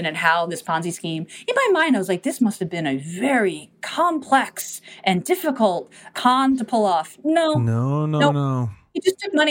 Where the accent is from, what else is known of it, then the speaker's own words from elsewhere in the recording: New York City, New York, United States; I grew up in New York City. I took the local bus to high school